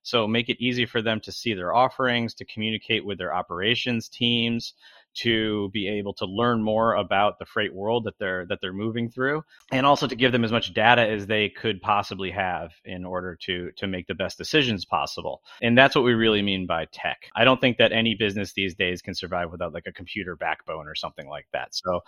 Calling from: Long Beach, California, United States; I'm joining you from Long Beach, California. So I actually live within sight of the ports.

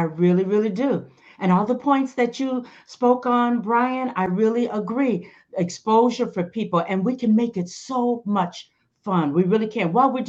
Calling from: California, United States; Southern California, right outside of LA.

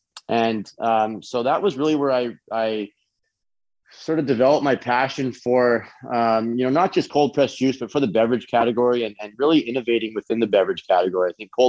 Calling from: Fort Lauderdale, Florida, United States; Right now I'm in Fort Lauderdale, Florida, and I've been in traveling over the past few weeks between a number of different states here

